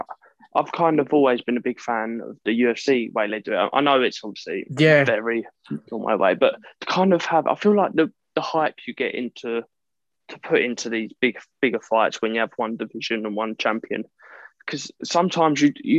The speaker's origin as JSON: {"language": "English", "country": "United Kingdom", "said": "as a British fan, he's not really known over here."}